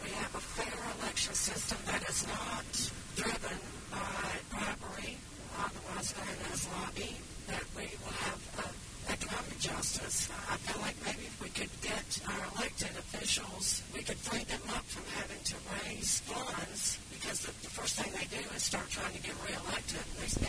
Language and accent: English; Raleigh, North Carolina, United States; I'm from Raleigh, and I'm 28 years old.